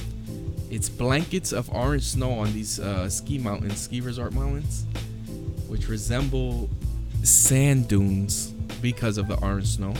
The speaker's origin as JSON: {"language": "English", "region": "New York", "country": "United States", "said": "we're from New York, so especially that nasty, dirty New York"}